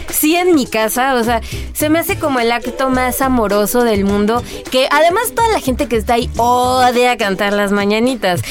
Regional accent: Mexico; somos los mexicanos

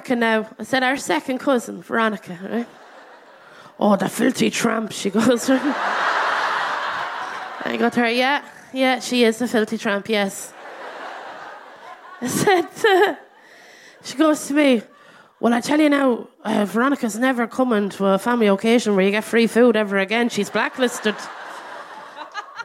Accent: Ireland; I'm Irish

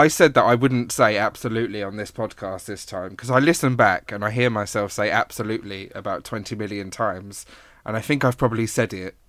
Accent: East of England, United Kingdom; I'm from Hertfordshire, so Essex borders us

